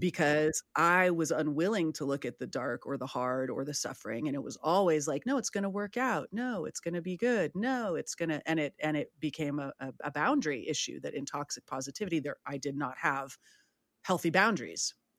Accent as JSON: {"language": "English", "town": "San Francisco", "region": "California", "country": "United States", "said": "I'm from San Francisco"}